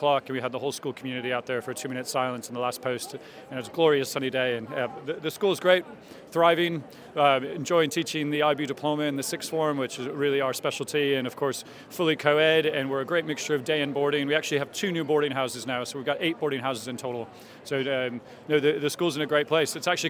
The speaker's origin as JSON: {"language": "English", "town": "Detroit", "region": "Michigan", "country": "United States", "moved": "as an adult", "lives_now": "United Kingdom", "said": "I'm originally from Detroit. I'm a dual citizen. I'm British and American. I've been over here for over 20 years"}